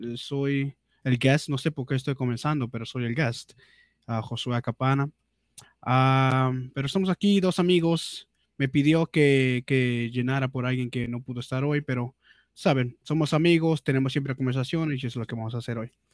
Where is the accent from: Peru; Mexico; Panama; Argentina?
Peru; accent: Peruvian; Spanish is a second language; mi, mi, mi acento peruano